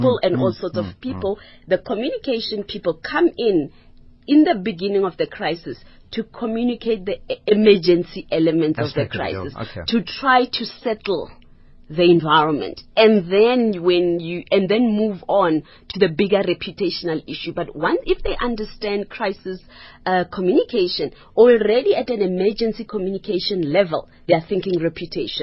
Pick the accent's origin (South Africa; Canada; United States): South Africa; as a South African